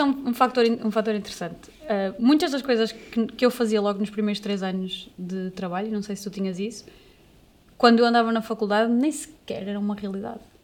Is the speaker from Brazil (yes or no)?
no; Amarante, Norte, Portugal; now in Porto, Portugal; eu digo que sou da Amarante, eu não digo que sou do Porto